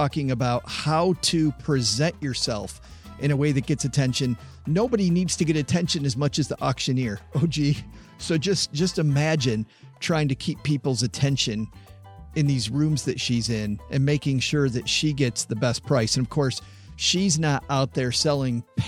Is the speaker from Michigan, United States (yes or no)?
yes; Southwest Michigan, United States; I'm from Southwest Michigan